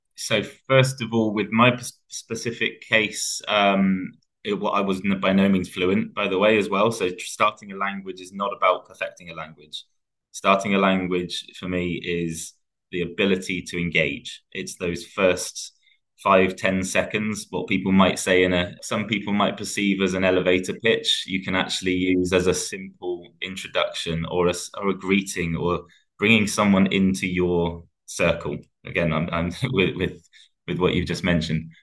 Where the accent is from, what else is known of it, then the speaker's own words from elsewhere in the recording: England, United Kingdom; especially being English